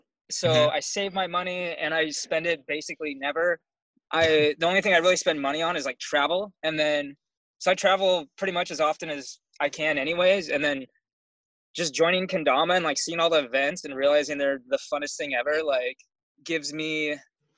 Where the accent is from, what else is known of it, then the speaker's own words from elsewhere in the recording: California, United States; also born or lived in Florida; I'm from California, and I've been living in my vehicle basically the last, like, 4 or 5 years